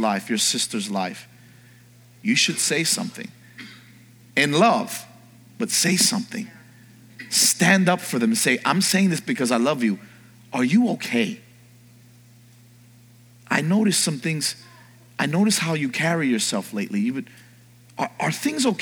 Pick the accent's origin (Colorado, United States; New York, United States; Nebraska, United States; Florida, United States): New York, United States; moved away; I grew up in New York in the early part of my life.